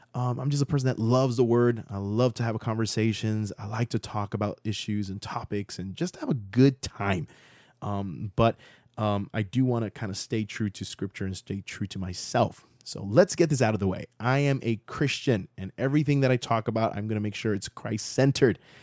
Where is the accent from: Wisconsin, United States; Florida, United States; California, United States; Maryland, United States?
Florida, United States; Central; also born or lived in Miami, Florida; I left when I was, like, seven and moved to Central Florida when I was around that age